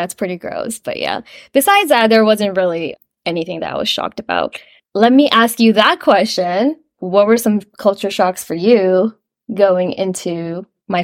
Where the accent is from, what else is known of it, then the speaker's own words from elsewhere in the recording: United States; I grew up in the American culture.